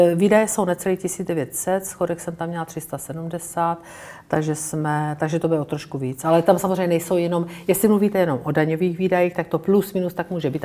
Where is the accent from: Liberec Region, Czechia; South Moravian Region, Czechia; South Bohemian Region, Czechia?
South Moravian Region, Czechia; Brno; já jsem z Brna